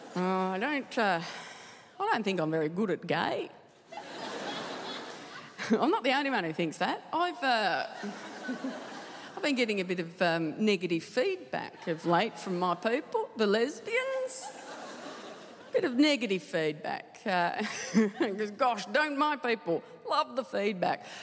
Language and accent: English; Tasmania, Australia; I, I, love Tasmania. I, I, loved, I loved uh, growing up there